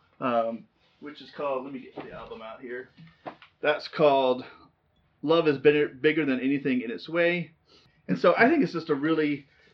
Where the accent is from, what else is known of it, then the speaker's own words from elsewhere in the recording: Southern California, United States; growing up in Southern California